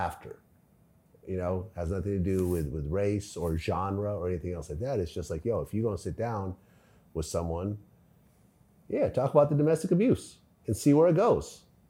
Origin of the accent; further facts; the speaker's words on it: the Bay Area, California, United States; we're both from the Bay